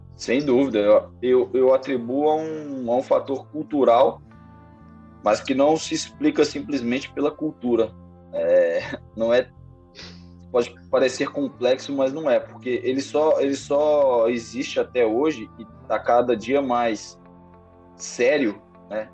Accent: Belo Horizonte, Minas Gerais, Brazil; now in Ribeirão Preto, Brazil; Sou Belo Horizontino, é, nascido e criado em Belo Horizonte, Minas Gerais

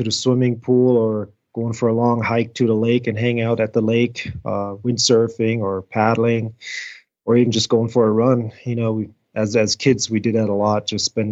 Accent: near Frankfurt, Hesse, Germany; moved away as an adult; also born or lived in South Carolina; now in United States; I did grow up in Germany in Frankfurt, about 30 miles north of Frankfurt, middle central Germany. Born and raised there, went to German school, German educated.

